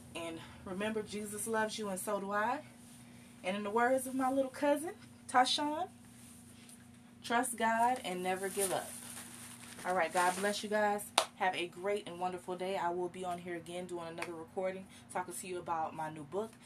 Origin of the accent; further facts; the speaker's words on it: Live Oak, Florida, United States; my hometown of Live Oak, Florida.